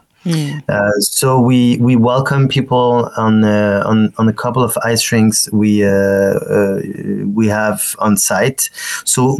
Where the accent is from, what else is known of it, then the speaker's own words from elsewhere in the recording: Toulouse, Occitania, France; moved away as an adult; also born or lived in Marciac, France; now in Montreal, Canada; I grew up in the southwest of France near Toulouse. I mean, in Toulouse, but I was born in a small village